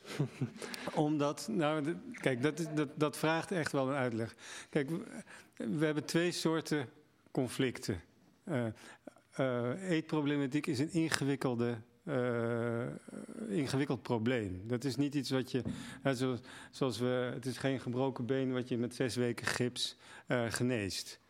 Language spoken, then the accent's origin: Dutch; Netherlands; als Nederlanders